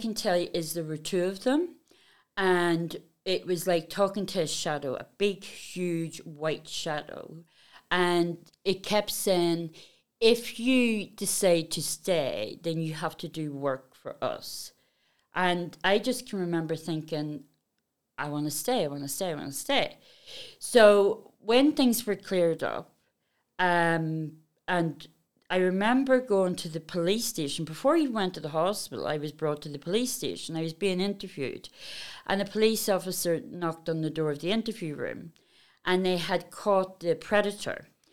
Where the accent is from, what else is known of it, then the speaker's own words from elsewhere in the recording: Belfast, Northern Ireland, United Kingdom; I come from Belfast.